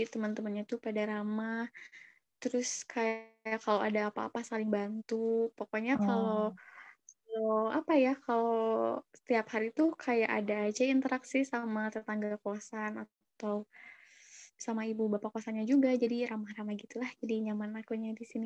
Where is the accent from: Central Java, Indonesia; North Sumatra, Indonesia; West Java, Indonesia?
West Java, Indonesia; Lembang; Mohon maaf, aku bukan orang Bandung, Lembang tempatnya